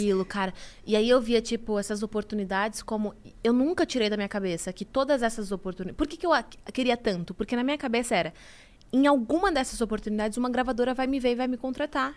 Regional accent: Itapecerica da Serra, São Paulo, Brazil; Eu sou de Tapicerica da Serra, Grande São Paulo

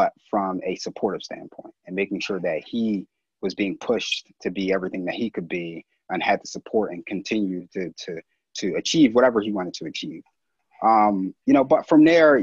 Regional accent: Philadelphia, Pennsylvania, United States; I grew up right here in Philly. I was born and raised in West Philly

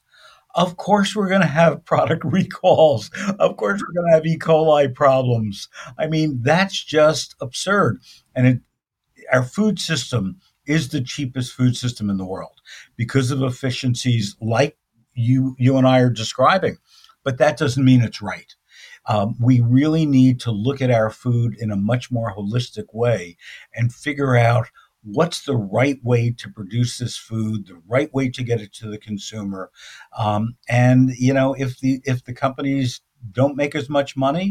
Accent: Belleville, New Jersey, United States; also born or lived in Philadelphia; now in Santa Monica, United States; I grew up in New Jersey, in northern New Jersey. Yeah, Belleville, New Jersey.

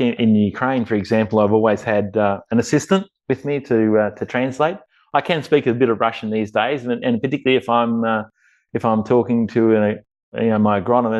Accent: Watchem, Victoria, Australia; moved away as an adult; now in Romania; the area where I grew up around Watchman and Burchett

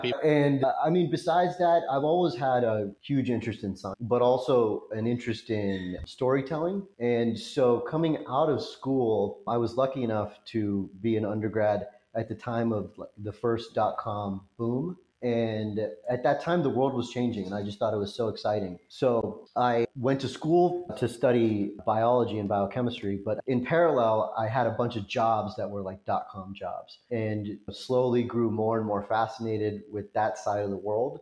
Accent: Orange County, California, United States; moved away; also born or lived in Los Angeles / Cincinnati; I was uh, actually born in the city of Orange in Orange County and lived in the city of LA until I was two. But then my parents moved from LA to Orange County, which is where I grew up

